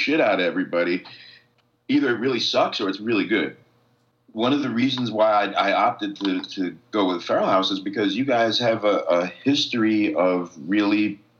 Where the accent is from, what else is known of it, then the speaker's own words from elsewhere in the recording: New York City, New York, United States; I grew up with on the Lower East Side